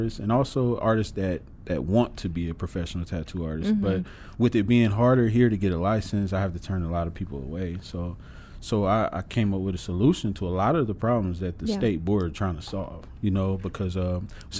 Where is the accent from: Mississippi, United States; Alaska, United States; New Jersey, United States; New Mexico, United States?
Mississippi, United States; Tupelo; moved away as an adult; now in Kansas, United States; I'm a tattoo artist from Tupelo, Mississippi